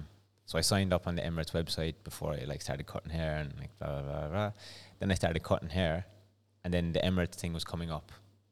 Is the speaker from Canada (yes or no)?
no; Ireland; accent: Irish; moved away; No, mine's neutralized over the years because even before I came here, because of cycling and stuff, I had to like just have a neutral accent.